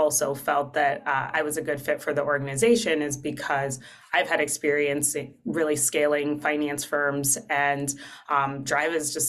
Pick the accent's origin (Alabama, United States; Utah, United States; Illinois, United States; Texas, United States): Texas, United States; Amarillo; moved away as an adult; also born or lived in Notre Dame, Indiana; now in Columbus, United States; I grew up in Amarillo, Texas